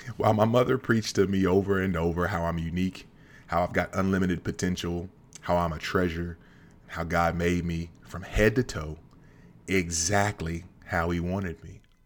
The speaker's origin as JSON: {"language": "English", "region": "Central Kentucky", "country": "United States", "tie": "born or raised there", "said": "growing up in Central Kentucky"}